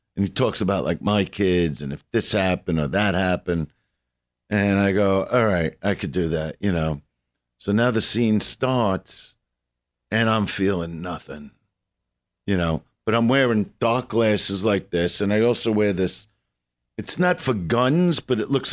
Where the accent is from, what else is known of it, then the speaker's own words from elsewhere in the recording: New York City, New York, United States; I'm from Brooklyn.